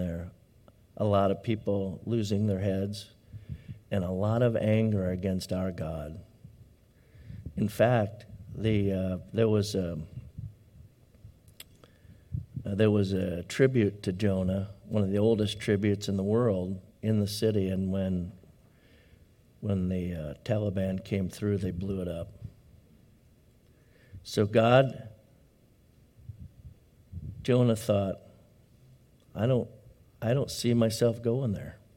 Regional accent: Southern Illinois, United States; now in Redding, United States; growing up in Sunday school in the American Baptist Church in Southern Illinois

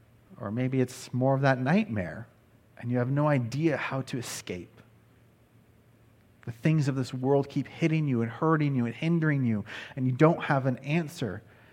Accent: Nebraska, United States; also born or lived in Texas / Wisconsin; now in California, United States; I was born in Texas, raised in Wisconsin, and grew up in Nebraska. And I could probably add that now California is my home, that I've been here for 10 years.

